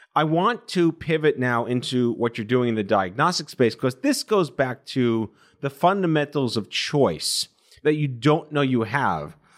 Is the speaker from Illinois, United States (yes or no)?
no; New York, United States; also born or lived in Binghamton, New York; I'm born and raised in New York, but I went to upstate uh, Binghamton